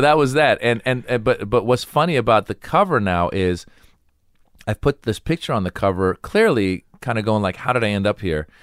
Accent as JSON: {"language": "English", "country": "United States", "tie": "born or raised there", "said": "I grew up in America"}